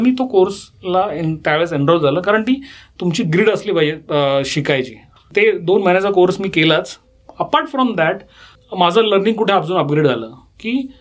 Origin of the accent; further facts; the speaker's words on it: Pune, Maharashtra, India; पुण्याचा मी born bottom पुणेकर आहे